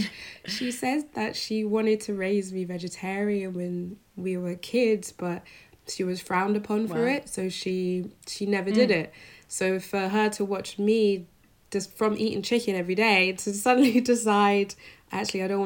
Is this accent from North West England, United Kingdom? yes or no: no; London, United Kingdom; I grew up in London, in North London